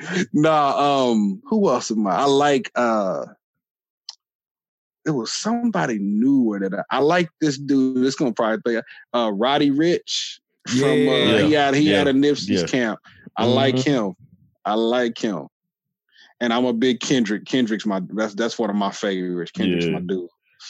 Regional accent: California, United States; moved away; I'm originally from Cali.

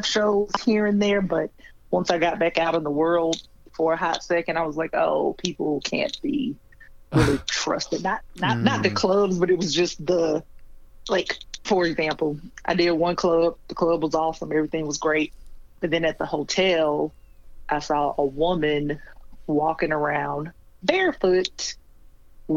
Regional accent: Columbus, Georgia, United States; also born or lived in Sandy Springs, Georgia; I'm from Columbus, Georgia. It's a military town, about an hour and some change, maybe an hour and 15, 20 minutes from Atlanta. Yeah, so that's where I grew up.

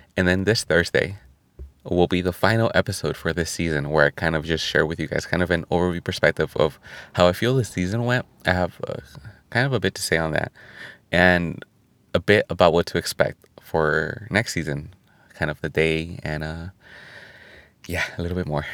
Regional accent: California, United States; California, my home state

